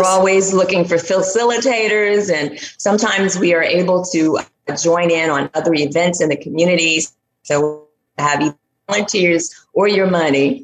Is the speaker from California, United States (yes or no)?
no; Statesville, North Carolina, United States; moved away; I will be back in my hometown, Statesville, North Carolina